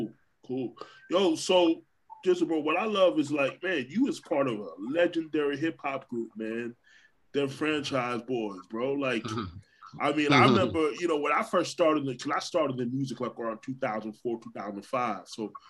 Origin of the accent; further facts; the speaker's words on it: Orlando, Florida, United States; also born or lived in New York; I was born in New York, grew up in Orlando, but I grew up on the side of Orlando that wasn't really that way.